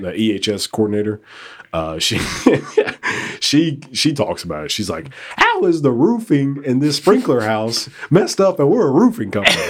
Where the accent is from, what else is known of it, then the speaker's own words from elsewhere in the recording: United States; I was born in America